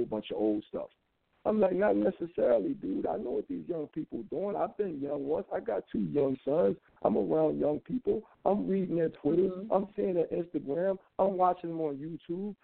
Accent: Philadelphia, Pennsylvania, United States; I grew up in Philadelphia during the 70s

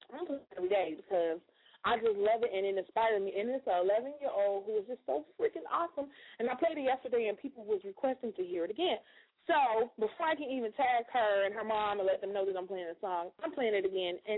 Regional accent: Chicago, Illinois, United States; now in Michigan, United States; Um, I'm originally from Chicago, live in Michigan.

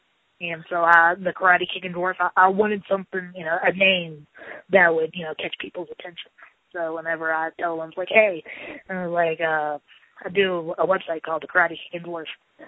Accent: Charleston, West Virginia, United States; Yes, I've been here pretty much all my life.

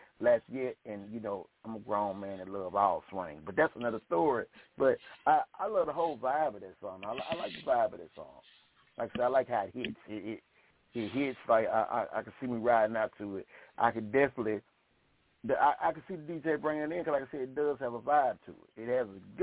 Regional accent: Shreveport, Louisiana, United States; I'm from Shreveport

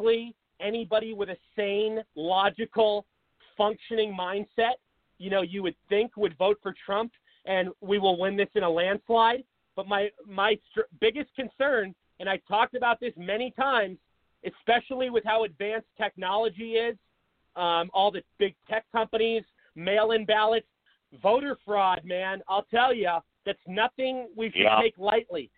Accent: Seattle, Washington, United States; moved away as an adult; now in Arizona, United States; I'm from Seattle.

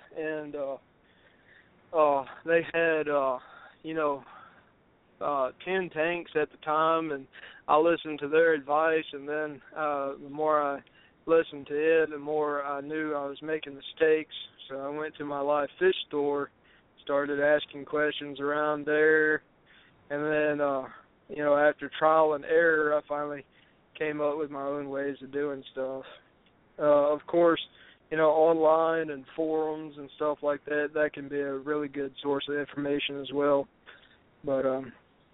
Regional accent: Louisiana, United States; I used to own a fish store in my hometown in Louisiana

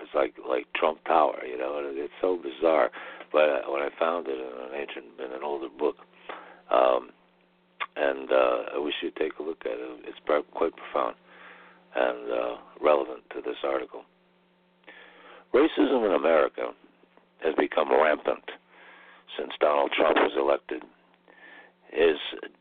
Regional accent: United States; I was born in the United States

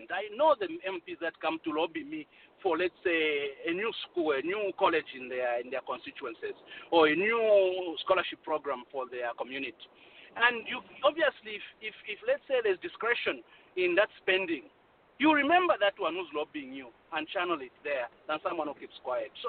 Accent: Kankoyo, Copperbelt Province, Zambia; But I'm from Kankoyo. I grew up in Kankoyo, and I saw the the dilapidation and uh, a just a community left behind, and uh, my parents live there, my sisters live there, everyone lives there.

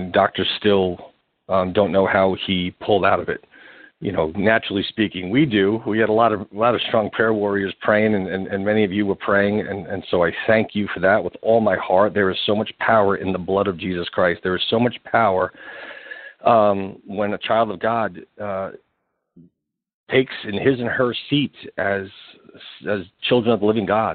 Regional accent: New York, United States; I'm born and raised in New York

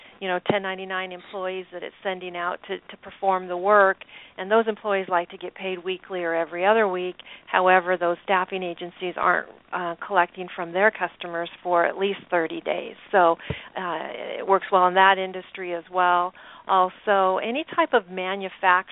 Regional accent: Portland, Oregon, United States; I'm born and raised in the Portland area, Portland, Oregon

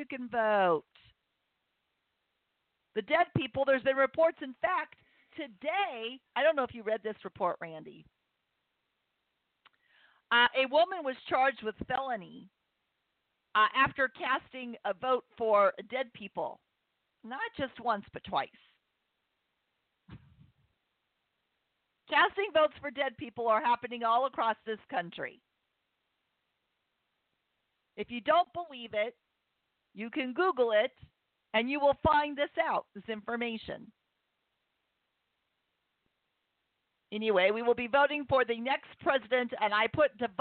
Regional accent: United States; I've enjoyed being an American my entire life

